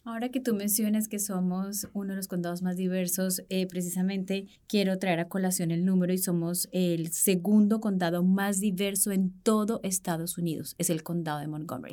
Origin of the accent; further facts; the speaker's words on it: Colombia; now in Washington, D.C., United States; como colombianos